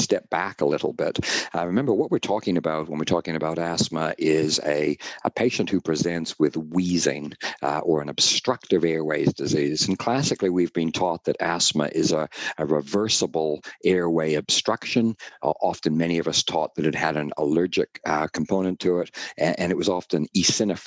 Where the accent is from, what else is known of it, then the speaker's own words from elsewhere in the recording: Canada; accent: North American; now in Auckland, New Zealand; I am from Canada originally